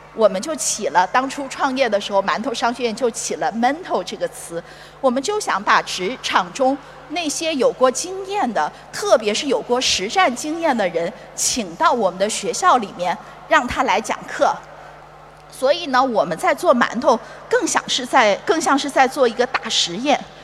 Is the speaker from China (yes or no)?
yes; China; 我们中国人